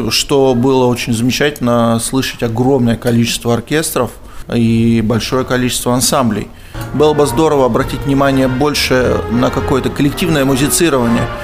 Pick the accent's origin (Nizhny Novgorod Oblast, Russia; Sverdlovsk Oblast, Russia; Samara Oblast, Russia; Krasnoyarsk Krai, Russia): Krasnoyarsk Krai, Russia; Krasnoyarsk; Да, из Красноярска.